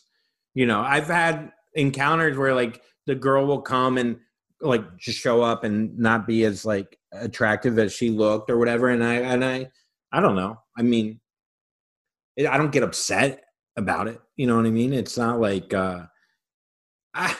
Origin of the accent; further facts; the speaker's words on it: Florida, United States; now in New York, United States; I'm from Florida